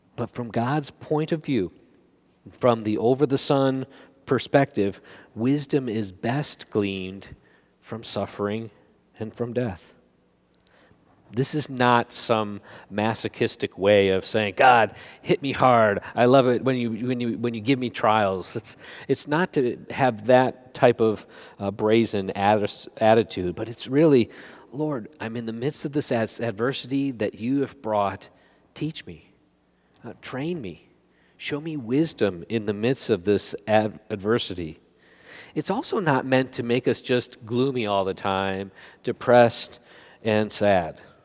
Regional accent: United States

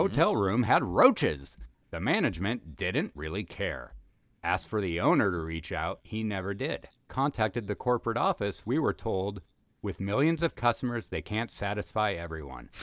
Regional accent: Kennewick, Washington, United States; now in Los Angeles, United States; my hometown of Kennewick, Washington

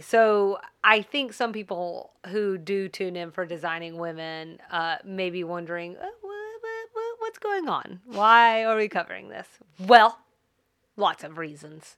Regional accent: United States; as an American

